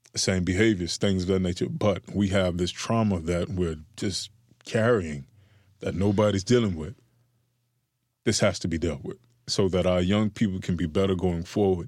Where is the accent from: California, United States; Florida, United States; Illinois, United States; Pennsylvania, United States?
Florida, United States; Miami; I come from Liberty City during the era of, uh, this, I believe, was the post-Coke epidemic